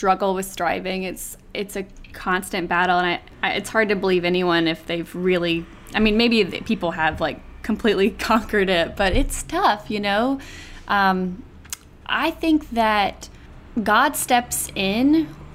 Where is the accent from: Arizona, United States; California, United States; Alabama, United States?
Alabama, United States; Fairhope; moved away as an adult; also born or lived in Auburn, Alabama; now in New York, United States; I'm from Fairhope, Alabama, born and raised in the South, went to Auburn, studied PR, and then moved to New York about 9 years ago